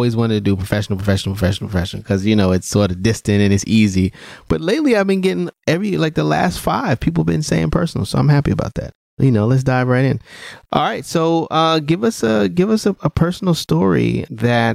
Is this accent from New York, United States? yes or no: yes; New York City, New York, United States; my hometown of Brooklyn